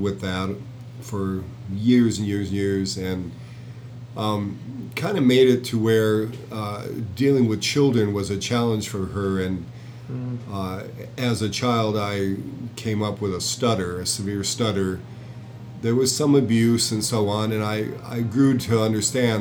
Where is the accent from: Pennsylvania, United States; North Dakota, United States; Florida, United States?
North Dakota, United States; Jamestown; I was born in Jamestown, North Dakota.